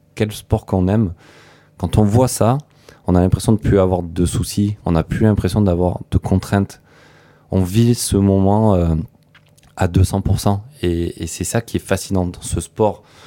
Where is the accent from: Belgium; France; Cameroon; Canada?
France; Antibes, Provence-Alpes-Côte d'Azur; chez moi en Tibes